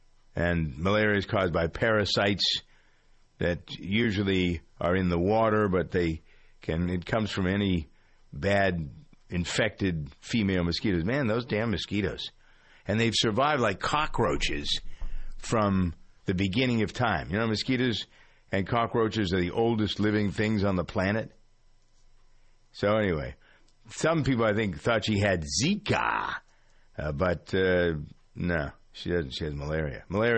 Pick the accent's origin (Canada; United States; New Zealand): United States; New England; accent: New England; That's my New England accent coming out every once in a while. It slips.